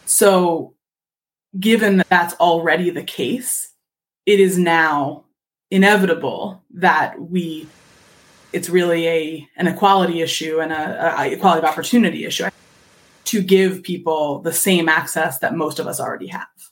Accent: Philadelphia, Pennsylvania, United States; I'm from Philadelphia

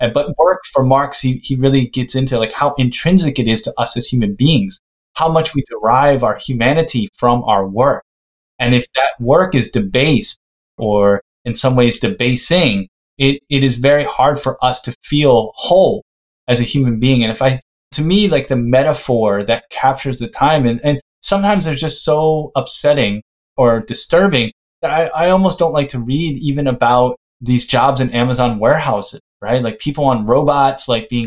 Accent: United States; I'm from the United States

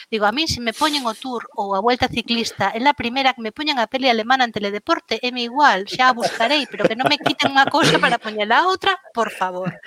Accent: Lugo, Galicia, Spain; como boa luguesa pois na, na aldea

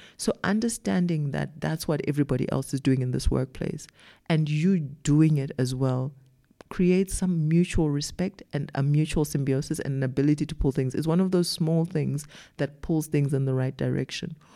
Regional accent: Zimbabwe; moved away as an adult; now in South Africa; I wasn't born and raised in South Africa. I came to South Africa as a young adult and then I grew up here. But where I grew up, which was in Zimbabwe

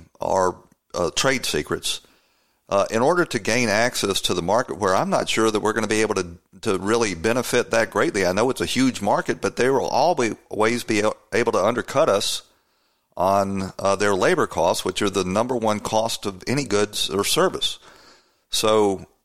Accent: Atlanta, Georgia, United States; when I was growing up in Atlanta, Georgia

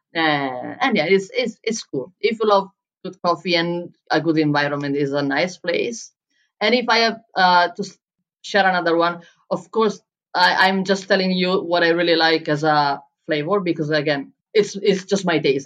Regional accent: Bologna, Emilia-Romagna, Italy; first language Italian; English is a second language; moved away as an adult; also born or lived in Berlin, Germany; now in Lisbon, Portugal; in Italy, in Bologna, in my hometown

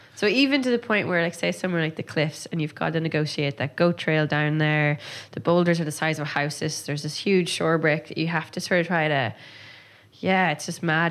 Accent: Donegal, Ulster, Ireland; growing up in Donegal

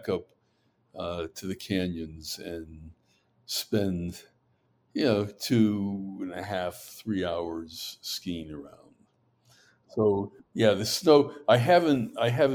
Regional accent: Troy, New York, United States; moved away as an adult; also born or lived in Syracuse, New York / Manhattan, New York; now in Park City, United States; I grew up in Troy, New York, in upstate New York

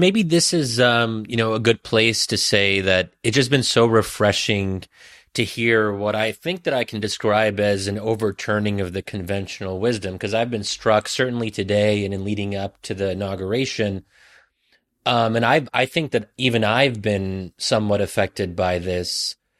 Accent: United States; I'm an American who is a member of the center left slash left

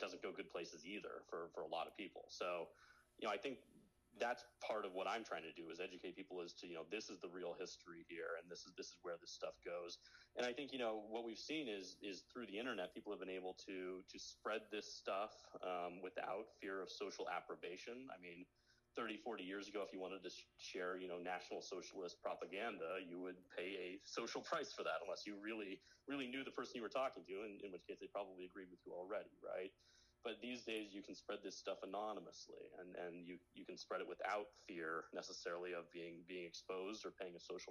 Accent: United States; I grew up in an America that was, that just won the Cold War

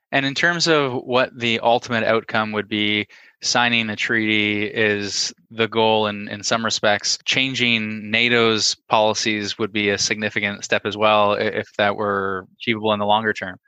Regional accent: Canada; I'm a Canadian, a proud Canadian, but I'm also a citizen of the world

